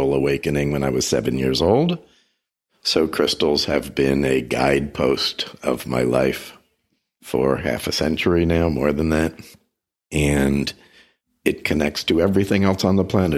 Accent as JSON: {"language": "English", "region": "New Jersey", "country": "United States", "tie": "born or raised there", "moved": "yes", "said": "I grew up in New Jersey."}